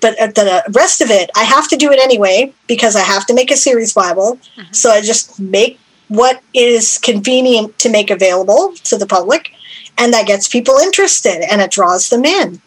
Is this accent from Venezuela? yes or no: no; Canada; I'm Canadian.